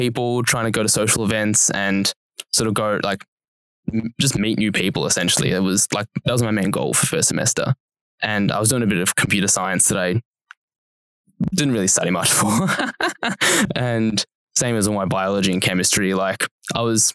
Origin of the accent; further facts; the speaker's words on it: Wangaratta, Victoria, Australia; moved away as an adult; now in Melbourne, Australia; there's actually more students at Uni Melbourne than there are people who live in my hometown.